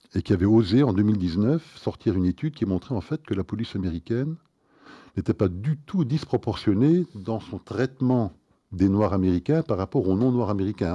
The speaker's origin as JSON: {"language": "French", "country": "Belgium", "said": "nous sommes belges"}